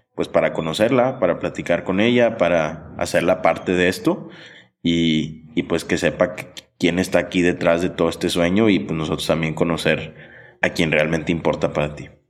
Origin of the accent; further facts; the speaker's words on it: Monterrey, Nuevo León, Mexico; also born or lived in Sonora; yo que crecí en Monterrey